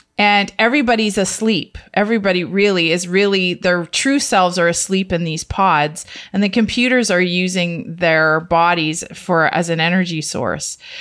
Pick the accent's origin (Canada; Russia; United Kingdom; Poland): Canada; the Canadian family